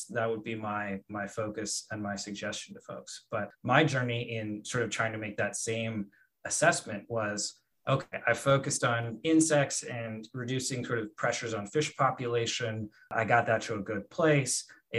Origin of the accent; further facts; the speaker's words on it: Colombia; in the Marandua region of Colombia, and wanted to figure out, okay, well, let's take a look and see what people are doing in my home country for as far as planting trees.